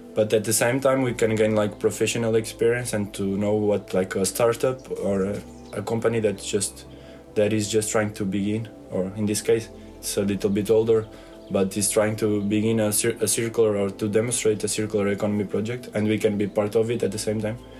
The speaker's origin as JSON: {"language": "English", "country": "Portugal", "said": "I'm from uh, Portugal"}